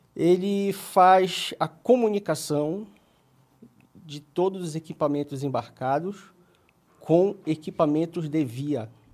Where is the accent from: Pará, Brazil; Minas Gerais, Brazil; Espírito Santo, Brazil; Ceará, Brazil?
Pará, Brazil; Belém; accent: paraense; moved away as an adult; now in São Paulo, Brazil; sou de Belém do Pará